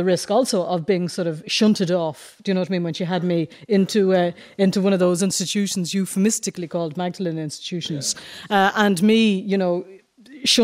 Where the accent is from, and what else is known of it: Ireland